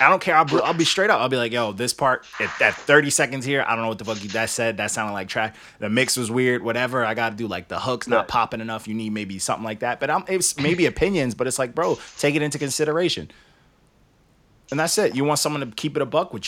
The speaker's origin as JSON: {"language": "English", "area": "Long Island", "region": "New York", "country": "United States", "said": "I'm from Long Island"}